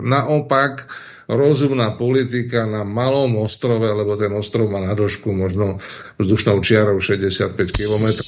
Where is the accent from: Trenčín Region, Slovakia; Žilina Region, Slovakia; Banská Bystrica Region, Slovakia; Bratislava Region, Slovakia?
Žilina Region, Slovakia; Turčianske Teplice; u nás v Turčanských tepliciach